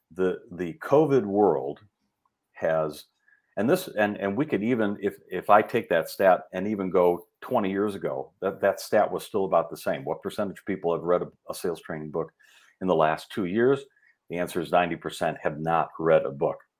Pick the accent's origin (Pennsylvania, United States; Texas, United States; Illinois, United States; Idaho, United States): Illinois, United States; Rolling Meadows; I grew up in Rolling Meadows